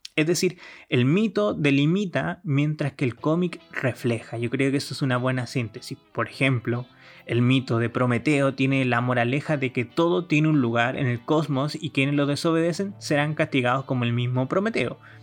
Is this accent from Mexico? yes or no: no; Chile; yo soy chileno